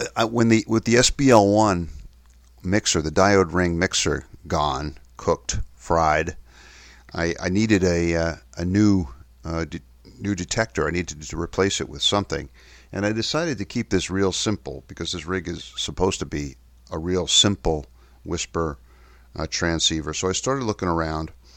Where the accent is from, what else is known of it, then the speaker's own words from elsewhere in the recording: New York City, New York, United States; moved away; also born or lived in Kensington and Chelsea, London; my hometown in New York City